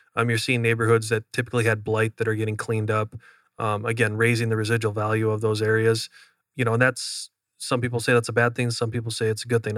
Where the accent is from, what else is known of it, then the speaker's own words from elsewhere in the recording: Upper Midwest, United States; moved away; I was from the Upper Midwest